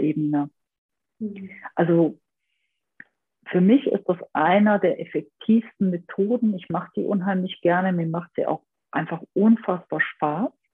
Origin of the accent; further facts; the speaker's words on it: Aachen area, North Rhine-Westphalia, Germany; ich komme so ein bisschen aus dem Aachener Raum